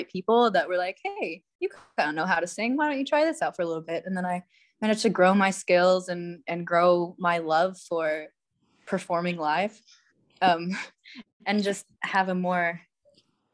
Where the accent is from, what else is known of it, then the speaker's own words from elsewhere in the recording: Ohio, United States; I'm from Ohio, pretty much the middle of nowhere, but yeah, right in the US. But I've spent most of my life abroad, just kind of coming back and forth to other countries, back to Ohio.